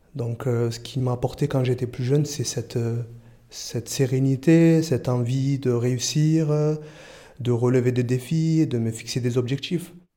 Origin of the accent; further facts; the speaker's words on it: Marseille, Provence-Alpes-Côte d'Azur, France; also born or lived in Comoros (family ancestry); now in Marseille, France; J'ai grandi à Fontvert